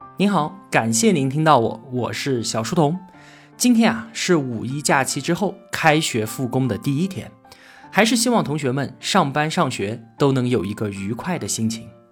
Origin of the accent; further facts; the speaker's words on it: China; 我们中国人